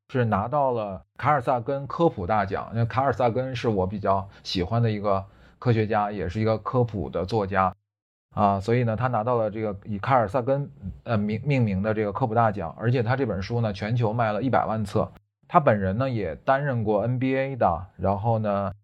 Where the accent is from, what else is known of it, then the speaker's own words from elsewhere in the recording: China; 我们中国人啊，国人平均的睡眠时间呢，现在是七点零六个小时